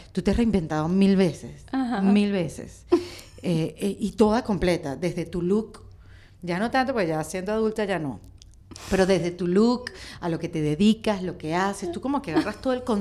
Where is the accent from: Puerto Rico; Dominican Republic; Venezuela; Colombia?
Venezuela; si uno es venezolano donde sea? Sí, es verdad pero con tantos años viviendo afuera uno se adapta.